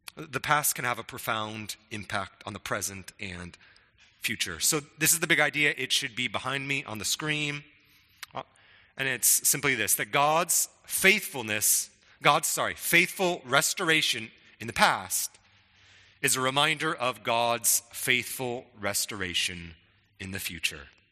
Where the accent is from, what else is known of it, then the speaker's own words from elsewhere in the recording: Spokane, Washington, United States; when I was young, growing up in Spokane